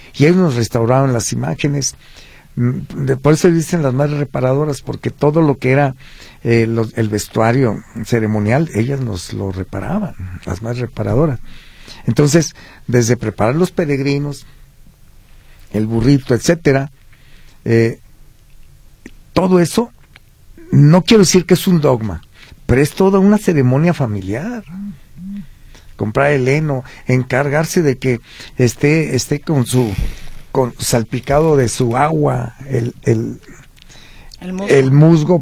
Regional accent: Parque de la Revolución, Jalisco, Mexico; yo mi niñez la pensé en el Parque de la Revolución

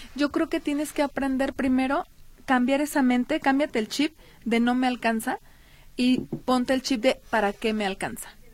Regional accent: Mexico; Nuestra obligación como mexicanos

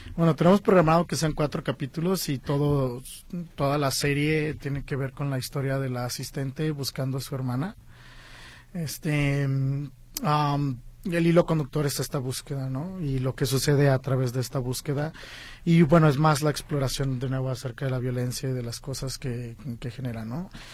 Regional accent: Guadalajara, Jalisco, Mexico; moved away as an adult; now in Los Angeles, United States; mi casa donde yo nací, en Guadalajara

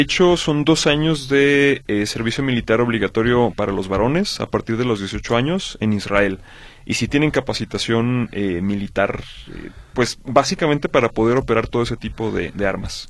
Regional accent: Mexico; nosotros como mexicanos

